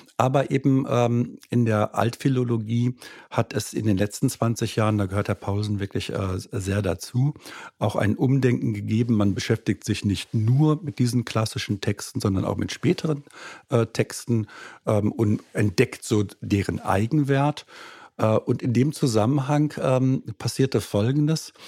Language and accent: German; Germany; also born or lived in Austria / Frankfurt; Ich bin gebürtiger Österreicher, aber äh, dann in Deutschland aufgewachsen